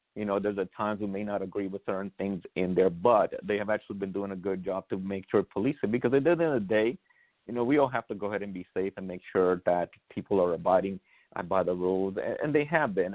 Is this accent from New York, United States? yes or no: yes; New York City, New York, United States; also born or lived in Honduras; I was born in Honduras, and I moved here to the United States. I went to Brooklyn, New York. I grew up in Brooklyn, New York.